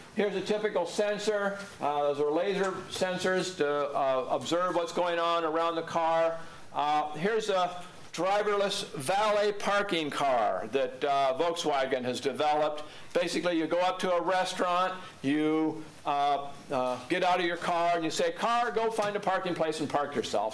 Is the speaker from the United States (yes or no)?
yes; Portland, Oregon, United States; my hometown of Portland, Oregon